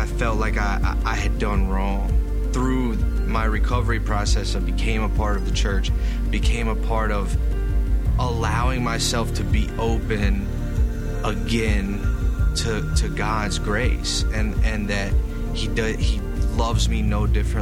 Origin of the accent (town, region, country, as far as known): Lincolnton, North Carolina, United States; born or raised there